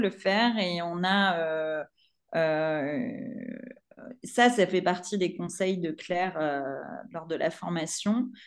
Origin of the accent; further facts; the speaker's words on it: Provence-Alpes-Côte d'Azur, France; born there; je suis née en Provence, hein, je, suis, je suis amoureuse de ma région.